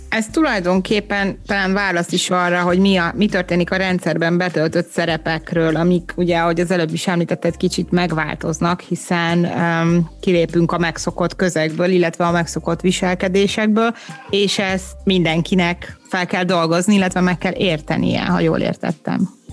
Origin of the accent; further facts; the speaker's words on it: Hungary; moved away; én is egy kivándorolt magyar vagyok